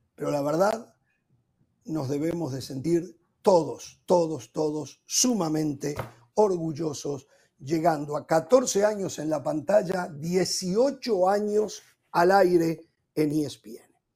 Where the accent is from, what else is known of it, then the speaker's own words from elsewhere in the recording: Montevideo, Uruguay; moved away; en mi ciudad natal, en Montevideo